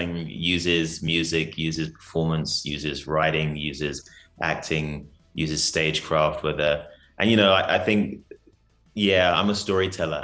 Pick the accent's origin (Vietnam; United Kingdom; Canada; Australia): United Kingdom; London; moved away as an adult; also born or lived in Nigeria; now in South Africa; I'm native. So I was born in London. Nigerian descent